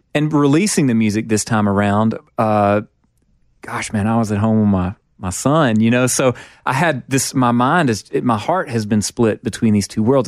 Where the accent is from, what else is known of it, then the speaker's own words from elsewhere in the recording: Mississippi, United States; growing up in Mississippi